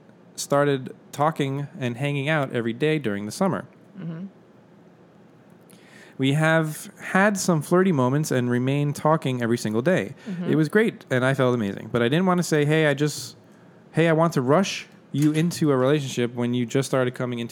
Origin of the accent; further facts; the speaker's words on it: Texas, United States; I'm from Texas, so we ain't So we say ain't and y'all here.